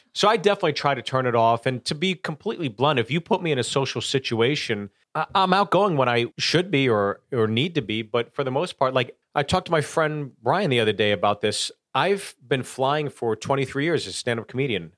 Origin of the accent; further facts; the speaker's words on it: Pittsburgh, Pennsylvania, United States; also born or lived in Los Angeles, California; now in Nashville, United States; I'm from Pittsburgh